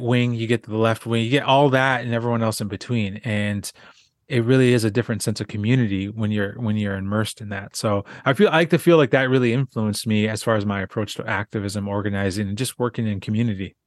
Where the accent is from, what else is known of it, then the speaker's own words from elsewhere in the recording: Southwest Minnesota, United States; also born or lived in South Dakota; I grew up in Southwest Minnesota